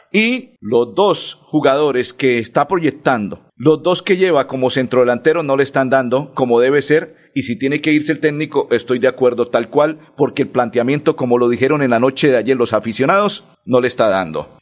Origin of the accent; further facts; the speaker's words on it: Colombia; Soy colombiano